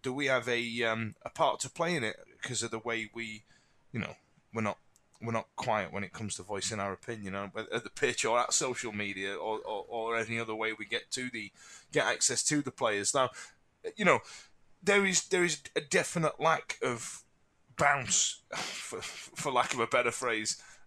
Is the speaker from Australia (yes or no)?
no; Yorkshire and the Humber, United Kingdom; born in Thatcher's Britain in the eighties, growing up in South Yorkshire